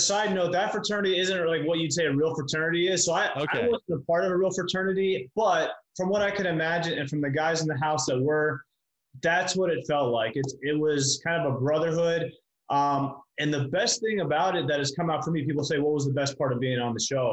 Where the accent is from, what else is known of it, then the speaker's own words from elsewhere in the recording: Pittsburgh, Pennsylvania, United States; now in Miami, United States; I'm originally from Pittsburgh